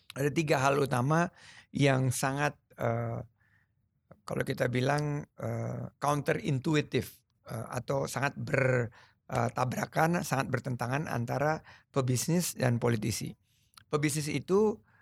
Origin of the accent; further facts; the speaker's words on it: Sumatra, Indonesia; also born or lived in United States; Lahir di Sumatera, ayah saya orang Sulawesi, ibu saya orang Jawa